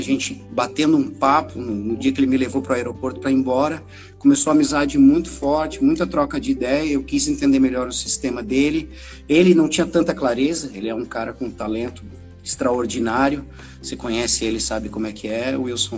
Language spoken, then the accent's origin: Portuguese; Florianópolis, Santa Catarina, Brazil; Eu sou aqui de Florianópolis, Santa Catarina, nascido e criado aqui